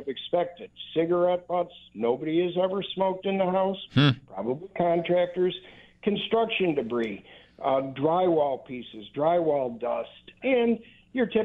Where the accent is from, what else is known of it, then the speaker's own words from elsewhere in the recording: Hamburg, New York, United States; moved away as an adult; now in Florida, United States; I was formerly from Hamburg, New York. And I spent most of my life there. Moved down to Florida.